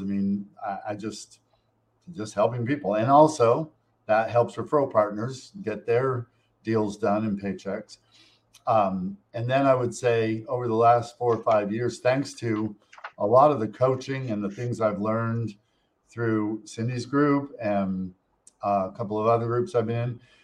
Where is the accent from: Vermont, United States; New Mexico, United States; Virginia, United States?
Vermont, United States; Montpelier; moved away; the town that I grew up in in Montpelier, Vermont.